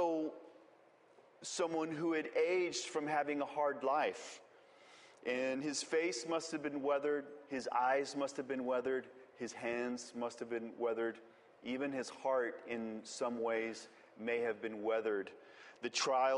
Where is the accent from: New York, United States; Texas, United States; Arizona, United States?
Texas, United States; West; moved away; I'm from West Texas, for those of you all who don't know me, West Texas is a lot like Israel.